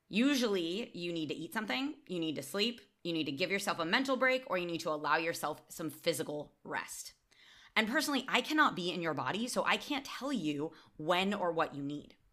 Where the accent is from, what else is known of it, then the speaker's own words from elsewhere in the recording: United States; now in Barcelona, Spain; as an American